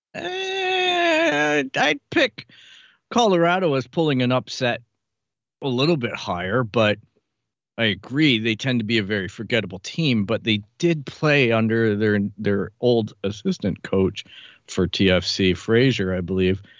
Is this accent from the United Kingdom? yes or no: no; Canada; as a Canadian, a guy who never traveled to the U S A until soccer came along